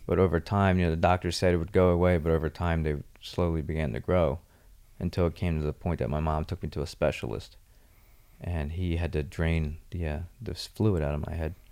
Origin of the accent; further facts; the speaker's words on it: Mystic Island, New Jersey, United States; also born or lived in Margate, New Jersey; I grew up partly in Mystic Island, New Jersey, and then when my parents divorced, my mom and I moved to Margate, New Jersey for a couple years